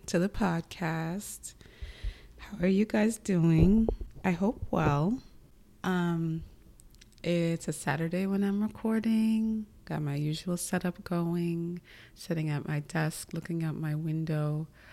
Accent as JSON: {"language": "English", "region": "New York", "country": "United States", "tie": "born or raised there", "also_born_or_lived": "Connecticut", "moved": "as an adult", "said": "I grew up in New York"}